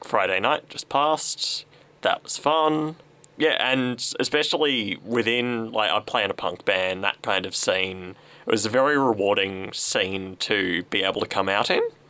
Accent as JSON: {"language": "English", "town": "Sunbury", "region": "Victoria", "country": "Australia", "tie": "born or raised there", "said": "I grew up in Sunbury"}